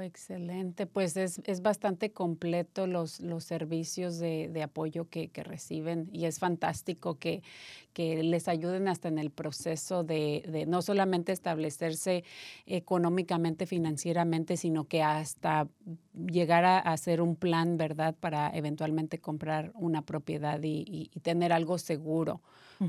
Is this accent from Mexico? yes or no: yes; Mexico; Yo soy mexicana